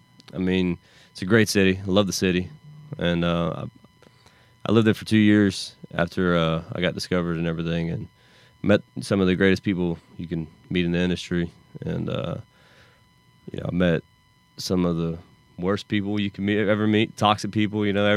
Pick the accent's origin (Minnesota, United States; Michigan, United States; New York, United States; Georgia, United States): Georgia, United States; Augusta; also born or lived in Los Angeles; Originally from Augusta, Georgia.